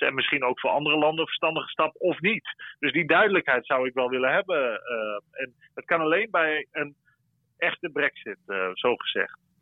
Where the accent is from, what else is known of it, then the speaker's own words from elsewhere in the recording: Netherlands; now in Brussels, Belgium; wij als Nederlanders